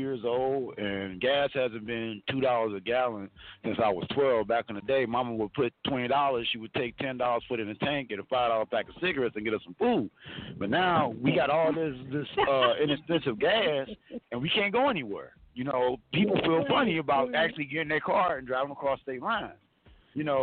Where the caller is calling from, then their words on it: Arizona, United States; I'm calling in from sunny Arizona.